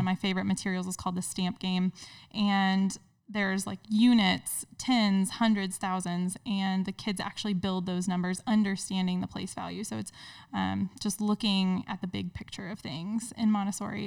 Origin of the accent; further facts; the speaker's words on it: Indiana, United States; moved away as an adult; now in Cincinnati, United States; I'm originally from Indiana